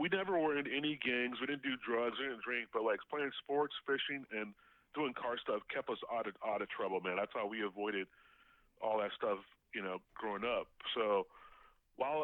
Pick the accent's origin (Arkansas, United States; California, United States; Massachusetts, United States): California, United States; Inglewood; also born or lived in Harbor City, California; I grew up in Inglewood